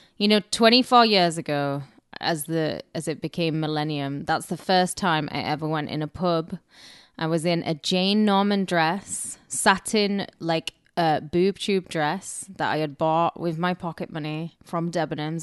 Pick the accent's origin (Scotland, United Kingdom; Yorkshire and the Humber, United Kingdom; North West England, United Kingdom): North West England, United Kingdom; Cumbria; now in Los Angeles, United States; I'm from Cumbria. I'm not from Northumbria